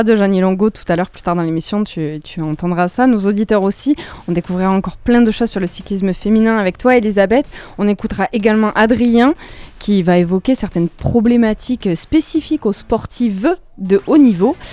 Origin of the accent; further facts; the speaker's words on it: France; chez nous en France